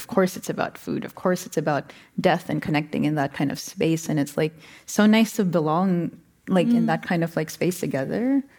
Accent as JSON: {"language": "English", "country": "Philippines", "tie": "born or raised there", "lives_now": "United States", "said": "grew up in Asia and like are here in the US, like there's something to me about, you know, personally being Filipino and then coming here"}